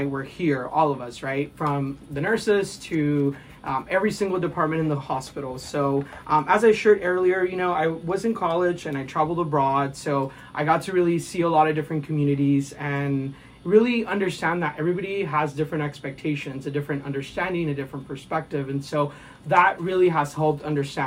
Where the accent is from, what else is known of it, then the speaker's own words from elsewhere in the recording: Houston, Texas, United States; moved away as an adult; now in Rolla, United States; I am originally from Houston, Texas